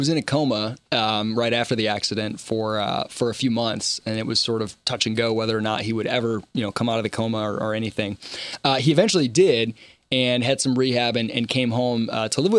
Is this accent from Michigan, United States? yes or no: yes; Michigan, United States; now in Charleston, United States; growing up in Michigan